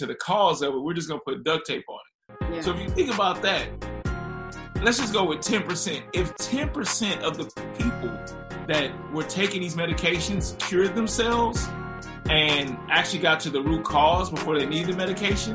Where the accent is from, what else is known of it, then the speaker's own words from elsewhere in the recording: Ferguson, Missouri, United States; moved away; also born or lived in Miami; I grew up in Ferguson